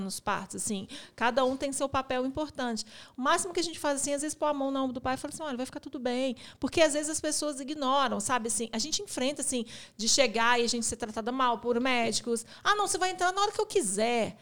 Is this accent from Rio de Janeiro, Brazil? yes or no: no; Belo Horizonte, Minas Gerais, Brazil; a gente é da cidade de Belo Horizonte